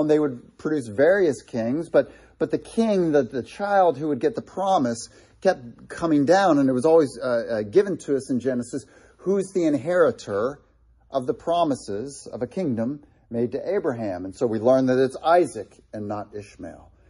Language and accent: English; Ohio, United States; Being from Ohio